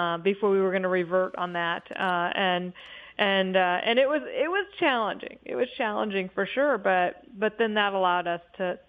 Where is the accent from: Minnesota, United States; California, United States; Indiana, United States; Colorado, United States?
Indiana, United States; moved away as an adult; also born or lived in Ohio; I was living in a city I didn't know because I was from Indiana and moved to Ohio